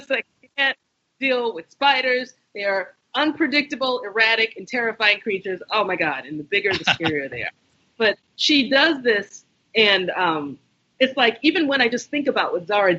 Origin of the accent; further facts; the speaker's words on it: United States; I'm Nigerian, I'm American, I'm neither, I'm both.